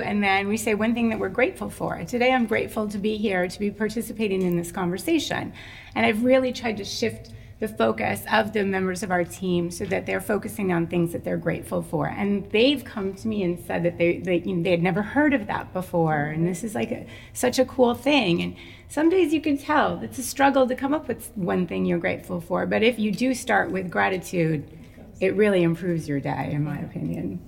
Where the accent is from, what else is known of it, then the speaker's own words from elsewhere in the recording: Minnesota, United States; I grew up in Minnesota, and in Minnesota is really very white